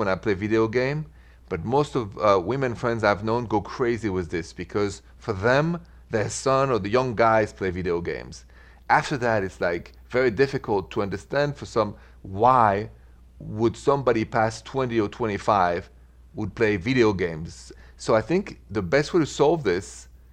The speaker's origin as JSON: {"language": "English", "town": "Paris", "region": "Île-de-France", "country": "France", "accent": "French", "moved": "yes", "said": "my accent, straight from Paris"}